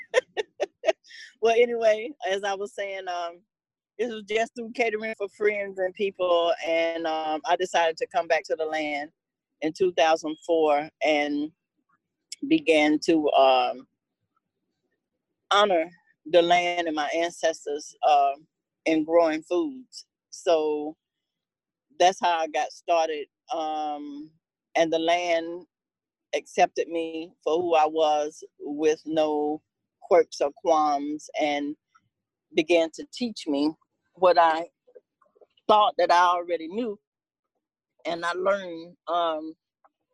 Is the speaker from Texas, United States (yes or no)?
no; Cuba, Alabama, United States; moved away; also born or lived in Tennessee; I was born in Cuba, Alabama. We moved to Tennessee in the 60s